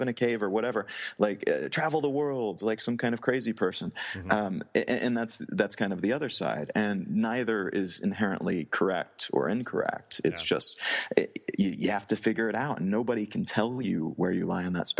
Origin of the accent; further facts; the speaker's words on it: Midwest of the U.S., United States; moved away; growing up in the Midwest of the U.S.